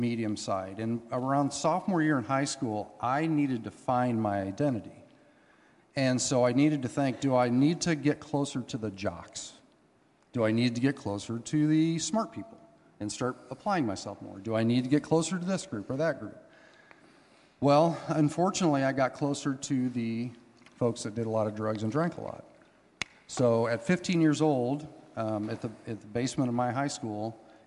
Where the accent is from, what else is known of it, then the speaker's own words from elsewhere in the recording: Hanna City, Illinois, United States; now in Canton, United States; We live here in Canton, but I was born and raised in Hannah City